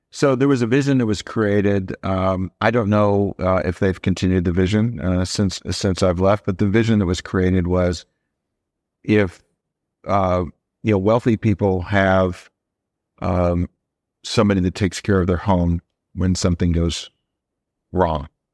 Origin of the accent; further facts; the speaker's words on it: Iowa, United States; We're both from Iowa.